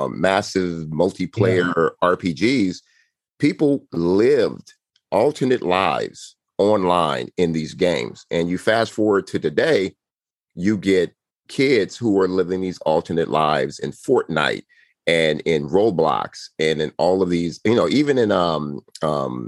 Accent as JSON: {"language": "English", "town": "Compton", "region": "California", "country": "United States", "tie": "born or raised there", "said": "born and raised in Compton"}